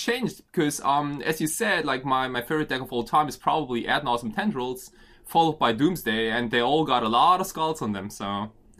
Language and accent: English; Germany; moved away as an adult; also born or lived in Japan; now in Tokyo, Japan; I've been kind of all over the place. But I was born in Japan. And when I turned 5, my family, we decided to move to Germany.